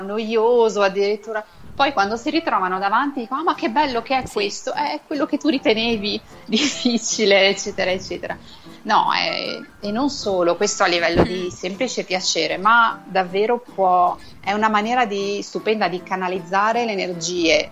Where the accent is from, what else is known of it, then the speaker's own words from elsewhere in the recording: Borgonovo Val Tidone, Emilia-Romagna, Italy; now in Madrid, Spain; sono originaria di Piace, della provincia di Piacenza, si chiama Borgonovo Valtidone, questo piccolo paesino di 6.000 anime